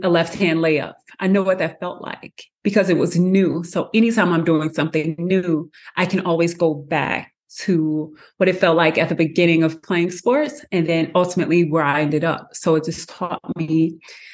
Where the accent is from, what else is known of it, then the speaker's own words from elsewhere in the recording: St. Louis, Missouri, United States; I am originally from St. Louis, Missouri.